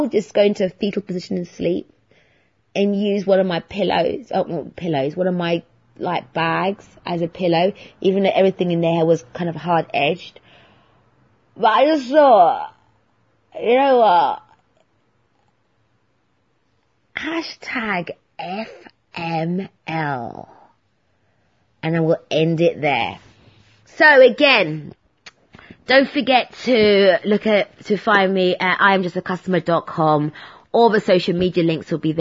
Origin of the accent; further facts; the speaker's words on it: London, United Kingdom; also born or lived in Hertfordshire; I'm a Londoner in St. Albans